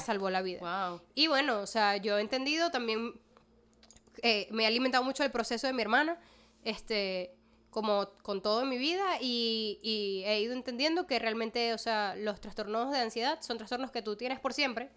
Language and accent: Spanish; Maracaibo, Zulia, Venezuela; moved away as an adult; now in Caracas, Venezuela; yo desde que me mudo a Caracas primero reafirmé muchísimo mi identidad maracucha.